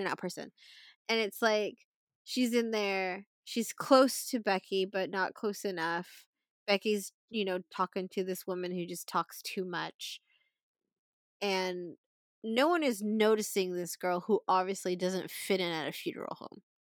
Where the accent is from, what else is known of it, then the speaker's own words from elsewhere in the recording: Philippines; we're Filipino